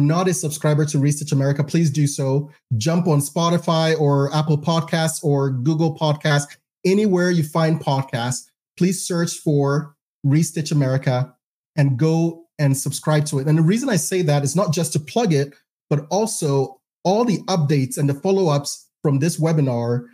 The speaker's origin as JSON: {"language": "English", "country": "Ghana", "tie": "born or raised there", "also_born_or_lived": "Provo, Utah, United States", "moved": "as an adult", "lives_now": "United States", "said": "I was born and raised in Ghana"}